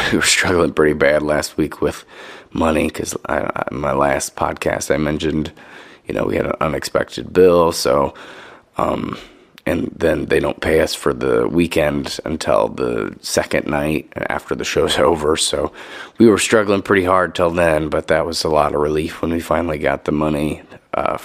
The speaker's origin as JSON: {"language": "English", "town": "Pontiac", "region": "Illinois", "country": "United States", "tie": "born or raised there", "said": "that's my hometown, Pontiac"}